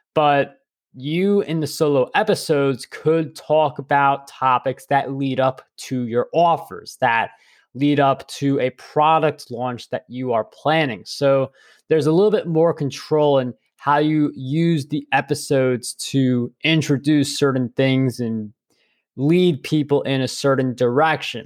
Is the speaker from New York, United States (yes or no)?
yes; New York, United States; I'm a New Yorker